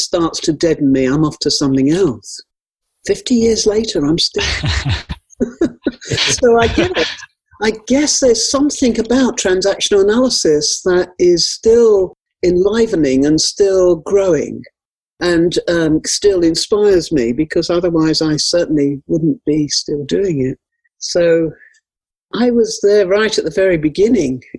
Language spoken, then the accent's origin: English; London, United Kingdom; moved away; also born or lived in Nottingham; I come from London originally, and I've worked lived most of my life at Nottingham